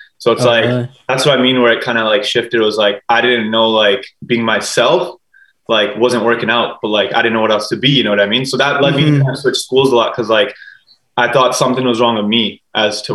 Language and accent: English; Surrey, British Columbia, Canada; I grew up in Surrey. I'm from Surrey. I rep Surrey